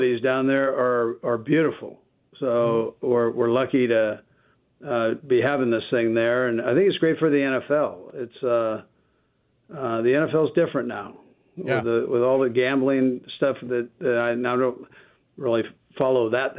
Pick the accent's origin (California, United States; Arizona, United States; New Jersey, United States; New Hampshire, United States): California, United States; moved away; I'm from California